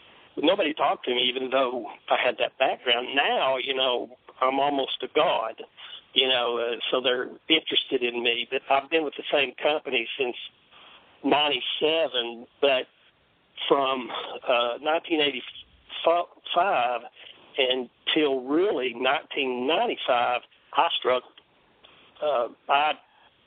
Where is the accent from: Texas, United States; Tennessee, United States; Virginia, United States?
Tennessee, United States; Knoxville; But I was just … You know, I was from Knoxville, and University of Tennessee was everything.